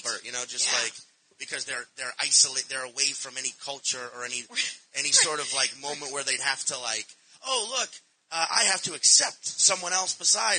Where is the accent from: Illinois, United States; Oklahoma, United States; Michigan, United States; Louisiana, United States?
Louisiana, United States; Chalmette / suburb 30 minutes north; I was born in Chalmette. I grew up in like a suburb 30 minutes north.